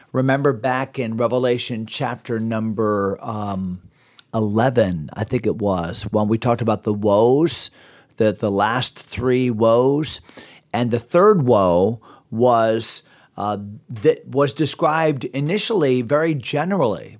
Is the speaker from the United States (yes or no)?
yes; United States; also born or lived in Pittsburgh; I'm American